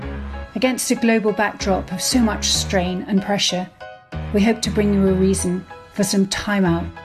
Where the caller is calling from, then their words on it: East of England, United Kingdom; Well, I'm in Norfolk, so I can empathise with the rolling fields